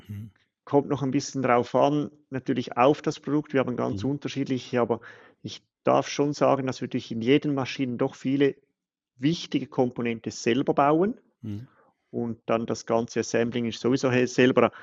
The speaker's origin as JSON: {"language": "German", "country": "Switzerland", "said": "Als Schweizer"}